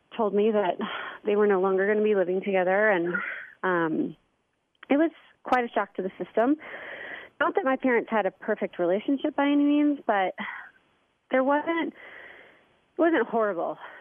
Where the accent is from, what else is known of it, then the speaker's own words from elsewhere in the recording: St. Louis, Missouri, United States; moved away as an adult; also born or lived in Indianapolis, Indiana / Miami, Florida / Los Angeles, California; my family um, moved to St. Louis when I was four. Um, and then I grew up in St. Louis, in Chesterfield, Missouri